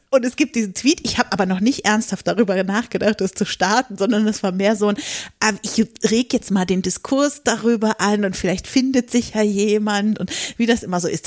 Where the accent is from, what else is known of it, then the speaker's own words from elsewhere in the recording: northeast Lower Saxony, Germany; ich komme aus der Nähe von Hamburg, also aus Nordosten Niedersachsen